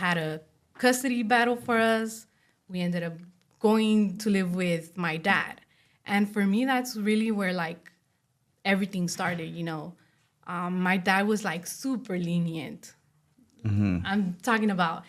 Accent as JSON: {"language": "English", "town": "Los Angeles", "region": "California", "country": "United States", "tie": "born or raised there", "said": "I was born and raised in Boyle Heights, East"}